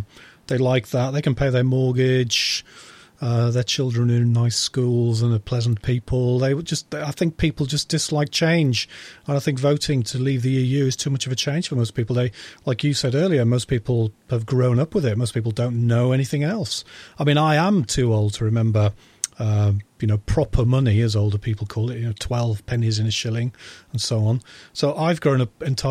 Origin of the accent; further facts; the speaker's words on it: Yorkshire and the Humber, United Kingdom; I'm from Yorkshire, so from a village in Yorkshire.